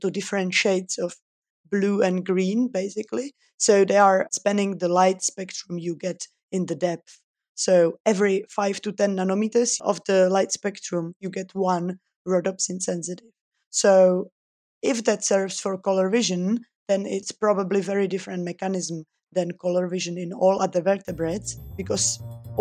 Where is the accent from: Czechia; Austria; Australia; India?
Czechia; also born or lived in Switzerland; I'm originally from the Czech Republic, where I was born and educated